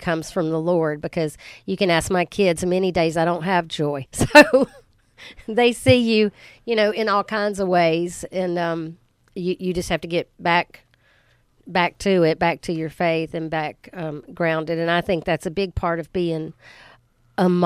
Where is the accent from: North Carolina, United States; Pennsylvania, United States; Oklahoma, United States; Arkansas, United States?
North Carolina, United States; Henderson County; also born or lived in Asheville, North Carolina; my family moved to Henderson County when I was 12 years old.